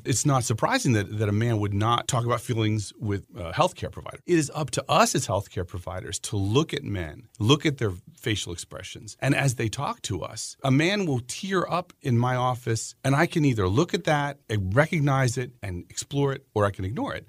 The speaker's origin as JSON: {"language": "English", "region": "Pennsylvania", "country": "United States", "tie": "born or raised there", "also_born_or_lived": "South Carolina", "moved": "as an adult", "lives_now": "Maryland, United States", "said": "I grew up in Pennsylvania"}